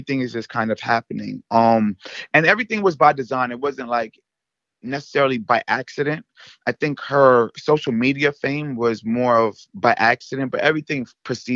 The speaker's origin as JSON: {"language": "English", "region": "New York", "country": "United States", "said": "I'm from New York"}